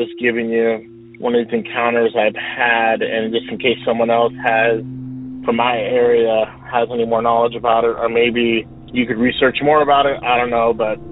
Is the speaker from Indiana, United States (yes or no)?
no; Sunnyvale, California, United States; I am from Sunnyvale, California, part of NorCal, Silicon Valley, Bay Area.